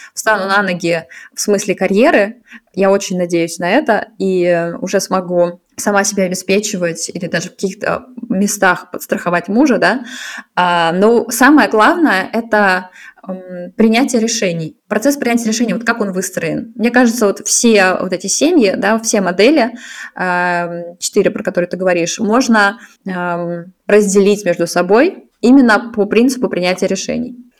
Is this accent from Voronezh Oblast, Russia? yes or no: no; Saint Petersburg, Russia; moved away as an adult; also born or lived in Moscow; now in Zurich, Switzerland; я из Питера, сейчас живу в Цюрихе.